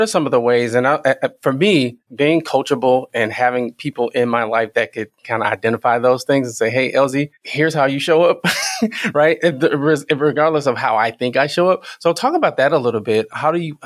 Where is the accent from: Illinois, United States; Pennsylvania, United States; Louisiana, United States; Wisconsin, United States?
Illinois, United States; Mounds; I'm originally from Mounds, Illinois, which is right by Carroll, Illinois